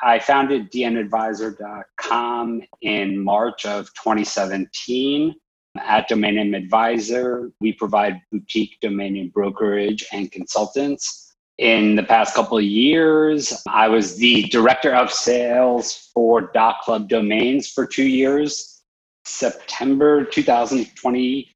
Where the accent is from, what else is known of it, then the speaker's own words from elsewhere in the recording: New York, United States; also born or lived in Arizona; I was born and raised in New York.